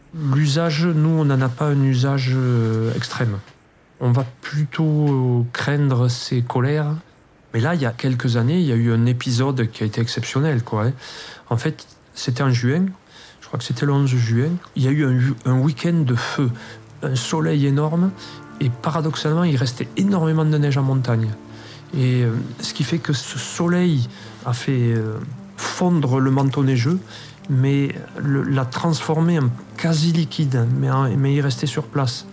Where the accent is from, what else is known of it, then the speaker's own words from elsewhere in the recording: Lannemezan, Occitania, France; moved away as an adult; now in Luchon, France; Je suis originaire de Lannemezan, qui est un plateau. Je l'ai quitté euh, en faisant l'armée